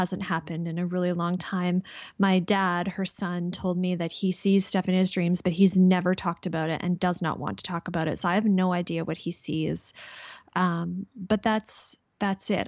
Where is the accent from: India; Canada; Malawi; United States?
Canada; I'm Canadian.